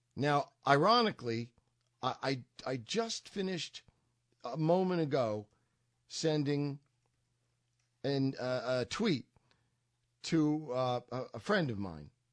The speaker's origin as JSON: {"language": "English", "region": "New York", "country": "United States", "moved": "as an adult", "lives_now": "Massachusetts, United States", "said": "I'm a New Yorker, uh, originally"}